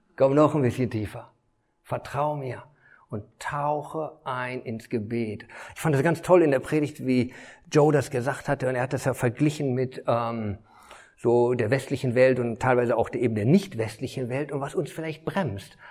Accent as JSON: {"language": "German", "town": "Detmold", "region": "North Rhine-Westphalia", "country": "Germany", "tie": "born or raised there", "said": "ich bin eigentlich ja Detmolder, äh, bin hier groß geworden"}